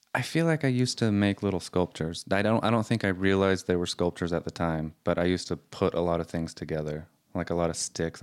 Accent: Salt Lake City, Utah, United States; I was born in Salt Lake

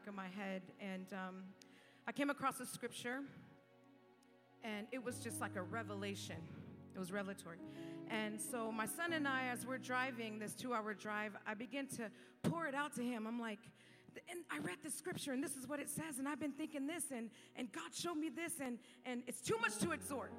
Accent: California, United States; moved away as an adult; now in Fort Myers, United States; I'm not from Florida. I'm from California

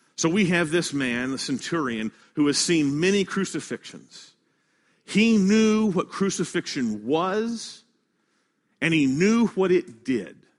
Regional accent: Kansas City, Midwest, United States; now in Baton Rouge, United States; I come from the Midwest, and this time of the year is tornado season, because I live in a place called Tornado Alley, uh, up in Kansas City

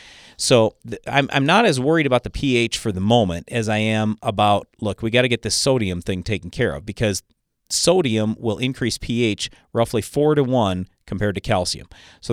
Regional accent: North Dakota, United States; So I'm from Western North Dakota, and I got two pivots that I've been irrigating for the last 20 years.

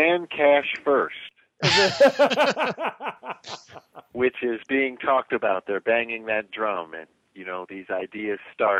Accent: the Jim Crow South, United States; growing up in Jim Crow South

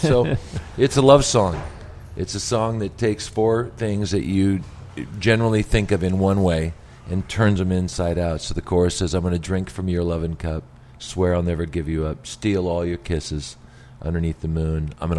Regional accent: Richland, Washington, United States; now in Las Vegas, United States; I grew up in Richland, Washington, Eastern Washington.

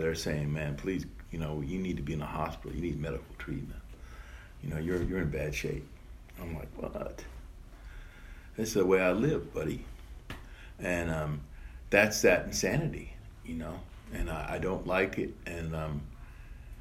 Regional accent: New York, United States; also born or lived in Ireland; I was born in Ireland. I was adopted in New York

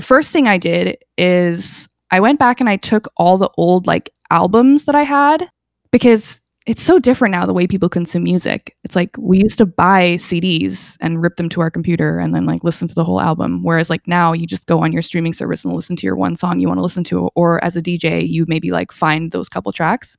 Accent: Calgary, Alberta, Canada; also born or lived in England; now in Toronto, Canada; I grew up in Calgary

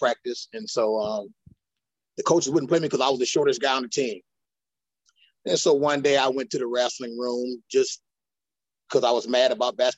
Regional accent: Rock Island, Illinois, United States; I'm from Rock Island, you know, West End of Rock Island

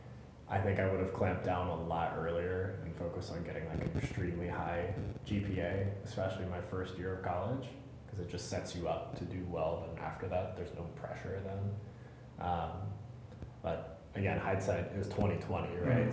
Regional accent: Germany; moved away; gone back overseas to my home country, to Germany

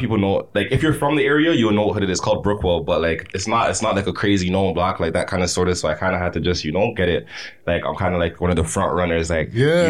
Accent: Toronto, Ontario, Canada; I'm from Shepherd. I'm from Killing Shepherd.

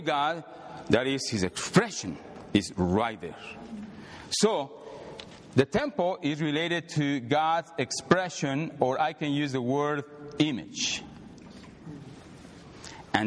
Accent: Mexico City, Mexico; moved away as an adult; now in United States; I came from Mexico City, 1988. When I came here, pure Mexican

